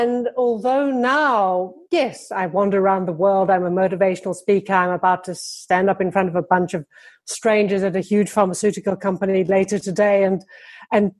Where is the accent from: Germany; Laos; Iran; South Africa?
South Africa; Johannesburg, Gauteng; I grew up in Johannesburg, which is like this huge flat grass plain